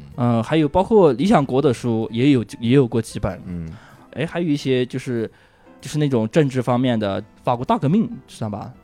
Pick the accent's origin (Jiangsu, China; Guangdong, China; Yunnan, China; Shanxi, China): Yunnan, China; Huize; moved away; 我小的时候在农村